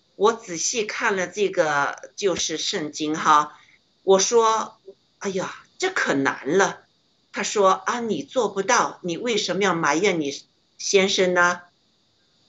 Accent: China; moved away; 为什么我们中国人 要吃这么多苦啊

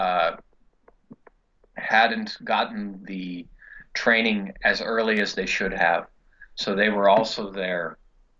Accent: Muscatine, Iowa, United States; moved away as an adult; also born or lived in East Coast; now in Ireland; I'm from Muscatine

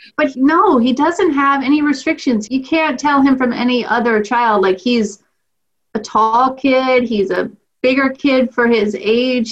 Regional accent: Clear Creek Amana School District, eastern Iowa, United States; I grew up in the Clear Creek Amana School District

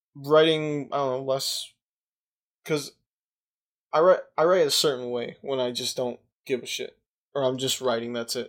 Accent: United States; I'm American

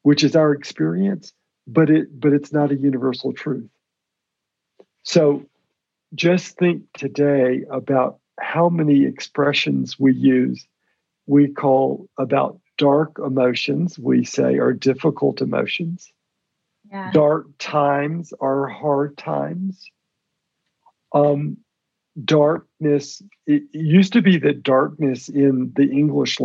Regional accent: Birmingham, Alabama, United States; I was born in Birmingham, Alabama. I'm the son of Lebanese immigrants who came from Lebanon at the turn of the last century

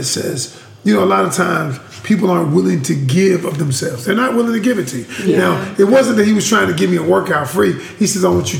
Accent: Georgia, United States; now in North Carolina, United States; I ain't even from here. Yeah, I know. I'm from the Peach State.

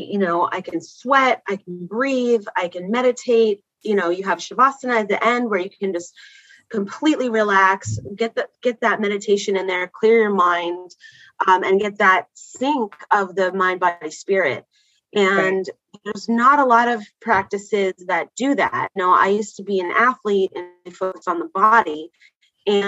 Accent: Bay Area, California, United States; also born or lived in Canada / London, England / San Diego; And then we moved to California. And in California, we lived in the Bay Area, and it was a great place to grow up

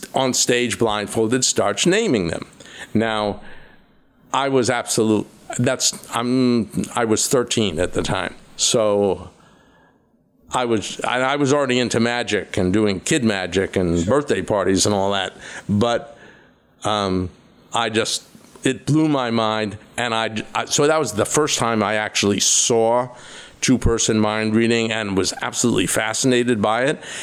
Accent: Rye, New York, United States; as a kid, I grew up in Rye, New York

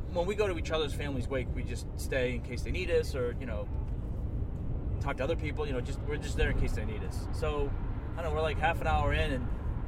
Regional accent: Boston, Massachusetts, United States; I grew up in Boston, Irish Catholic family.

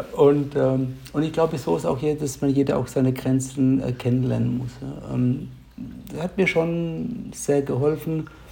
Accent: near Heidelberg, Baden-Württemberg, Germany; ich komme aus der Nähe von Heidelberg

